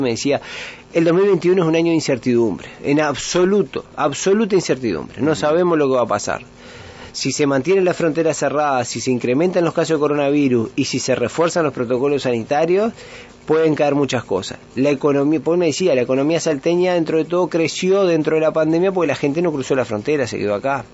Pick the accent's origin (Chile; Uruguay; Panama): Uruguay; nosotros como uruguayos